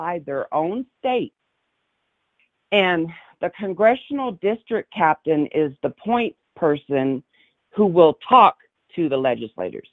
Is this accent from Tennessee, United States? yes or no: yes; Tennessee, United States; now in Adams County, Colorado, United States; I was born and raised in Tennessee, so I'm a transplant to Colorado. Yeah, we moved out here in 94.